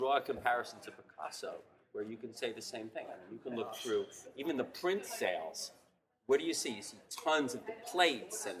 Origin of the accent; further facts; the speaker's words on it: New York, United States; moved away as an adult; now in Los Angeles, United States; I'm originally a New Yorker, but now as an LA resident for the last 15 years, 20 years almost